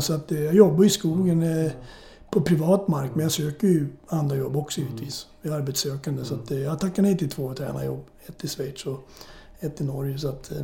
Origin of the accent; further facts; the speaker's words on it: Morjärv, Norrbotten County, Sweden; also born or lived in Södertälje, Sweden / St. Louis, United States; now in Sörmland, Sweden; jag föddes upp i Norrbotten. Min farsa jobbade i skogen